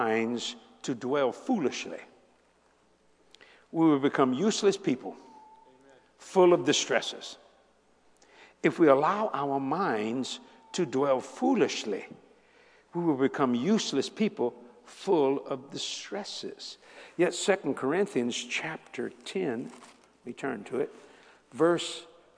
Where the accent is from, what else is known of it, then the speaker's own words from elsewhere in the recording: United States; I am an American.